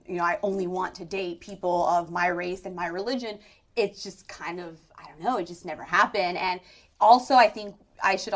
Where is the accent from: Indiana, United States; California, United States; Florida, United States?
California, United States; San Francisco; also born or lived in New York; when I grew up in San Francisco, I grew up in a very diverse San Francisco.